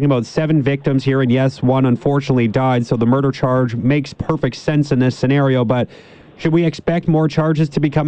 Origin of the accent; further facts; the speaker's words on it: Ontario, Canada; I'm coming from Ontario, and typically there we would see police kind of throw every single charge that's available to them at the wall and then just kind of see what sticks.